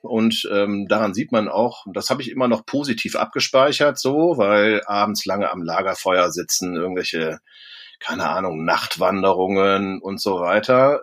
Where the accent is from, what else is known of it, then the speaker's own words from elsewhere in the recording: Cologne, North Rhine-Westphalia, Germany; ich bin ja auch in Köln groß geworden, bin dann auch immer noch in der Nähe von Köln